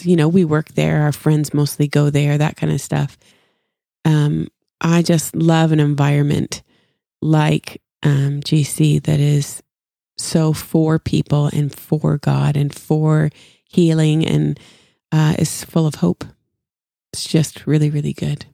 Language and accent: English; Canada; moved away as an adult; now in Franklin, United States; growing up, I was, and I, I still am, was so proud to be Canadian